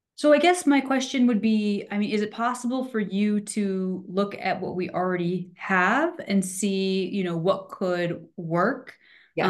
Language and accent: English; East Coast, United States; moved away as an adult; now in Reno, United States; I'm from East Coast originally